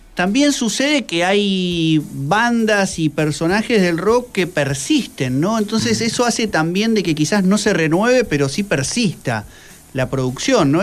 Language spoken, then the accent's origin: Spanish; Quilmes, Buenos Aires Province, Argentina; ambos somos de Quilmes